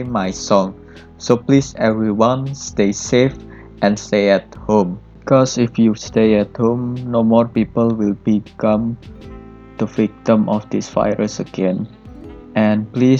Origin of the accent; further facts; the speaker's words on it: Blitar, East Java, Indonesia; now in Surabaya, Indonesia; My age right now is about 21 years old. I was born in August 13, 1999 in a small town of Blitar.